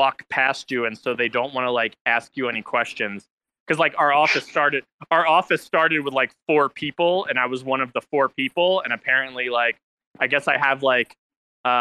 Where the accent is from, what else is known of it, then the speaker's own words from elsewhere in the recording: New Jersey, United States; also born or lived in Philadelphia; now in Utah, United States; I'm from New Jersey